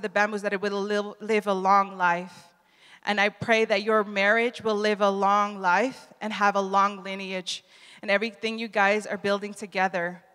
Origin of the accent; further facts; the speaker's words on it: Netherlands; moved away; also born or lived in Reading; I'm from the Netherlands and my husband's from Italy, but we go to the school in Reading